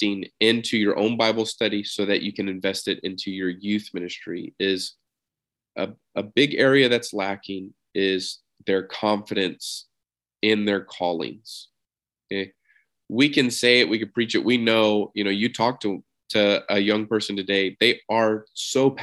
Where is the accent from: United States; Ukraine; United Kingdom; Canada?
United States; Texas; I'm from Texas